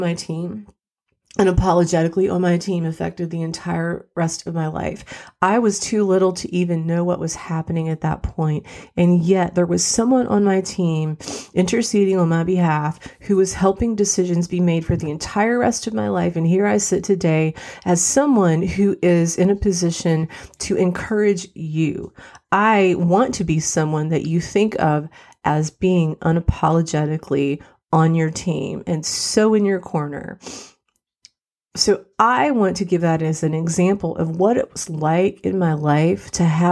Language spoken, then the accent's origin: English; West Virginia, United States; also born or lived in Morris, Illinois / Joliet, Illinois; Our mom and dad's parents were in West Virginia, which is where we ended up moving back to.